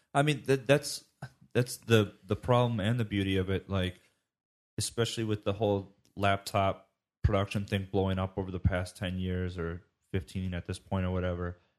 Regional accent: United States; being an American

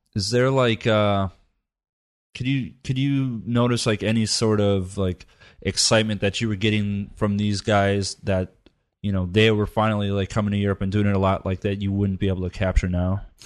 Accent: United States; it's in my heritage, but I, I'm American

